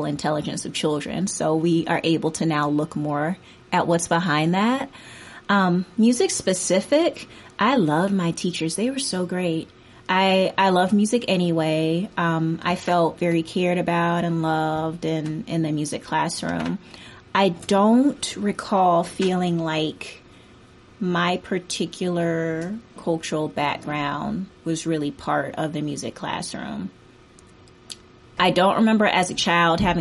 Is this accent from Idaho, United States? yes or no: no; Atlanta, Georgia, United States; I grew up in Atlanta, and I grew up in the southwest suburbs of Atlanta